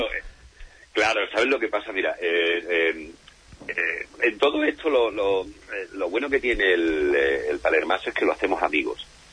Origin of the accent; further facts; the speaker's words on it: Andalusia, Spain; yo soy lo que denominamos en nuestra bendita tierra Andalucía un jartible